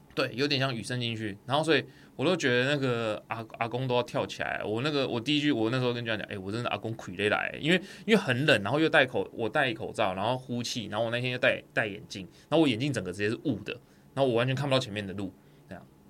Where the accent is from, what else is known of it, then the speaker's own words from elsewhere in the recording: Tainan, Taiwan; 我台南之子耶，我们台南那边在怕人的